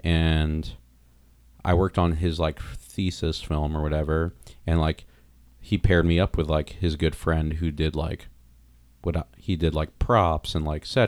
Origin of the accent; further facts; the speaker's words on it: Long Island, New York, United States; also born or lived in New Jersey; No, I was born in New York City, Mount Sinai Hospital.